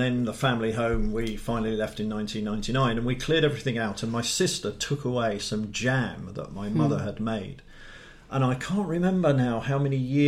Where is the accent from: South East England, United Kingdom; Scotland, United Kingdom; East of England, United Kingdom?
South East England, United Kingdom; Dartford; moved away as an adult; also born or lived in Lincolnshire / Leeds / Cambridge / London; I was born in Dartford, Kent. Glorious Dartford